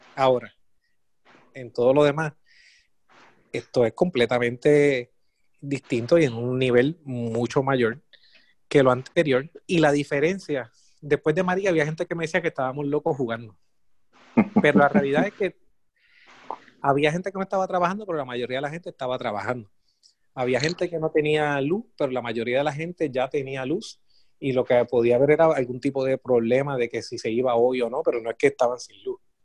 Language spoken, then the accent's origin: Spanish; Puerto Rico; como puertorriqueño